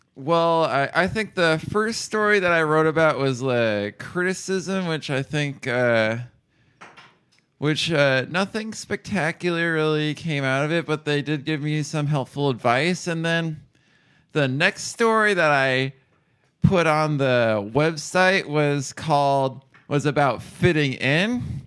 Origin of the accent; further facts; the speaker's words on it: Ames, Iowa, United States; also born or lived in Pella, Iowa; I took all my education up to the end of high school in Ames